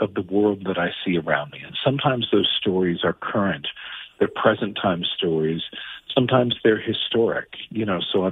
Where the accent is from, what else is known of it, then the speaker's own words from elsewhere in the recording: Rockford, Illinois, United States; also born or lived in Seattle, Washington; I grew up in Rockford, Illinois